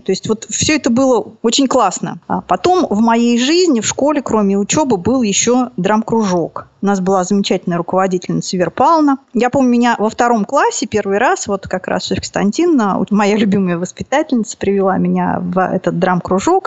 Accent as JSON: {"language": "Russian", "town": "Nizhny Novgorod", "region": "Nizhny Novgorod Oblast", "country": "Russia", "tie": "born or raised there", "said": "потом родители вернулись вот сюда. Тогда это был город Горький, сейчас Нижний Новгород называется. Был у меня замечательный такой полудетский деревенское детство."}